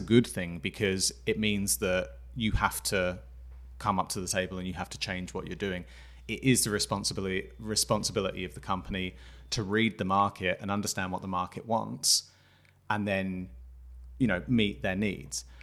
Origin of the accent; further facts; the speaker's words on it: England, United Kingdom; I'm coming from England